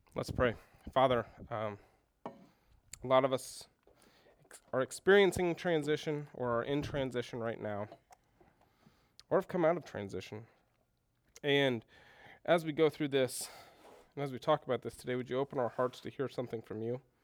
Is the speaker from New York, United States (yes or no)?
no; Houston, Texas, United States; moved away as an adult; also born or lived in Minnesota; I grew up in Houston and went to school in Minnesota